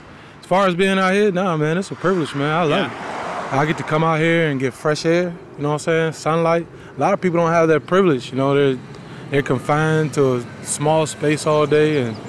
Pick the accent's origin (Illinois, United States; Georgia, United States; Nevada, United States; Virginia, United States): Virginia, United States; Albemarle County; I'm from Alamar County